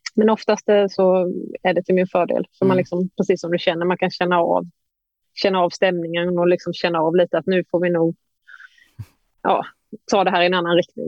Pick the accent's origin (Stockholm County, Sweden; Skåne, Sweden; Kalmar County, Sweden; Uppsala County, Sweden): Kalmar County, Sweden; Emmaboda; från Emmaboda, ja. lokalt småländskt eh, knegarsamhälle.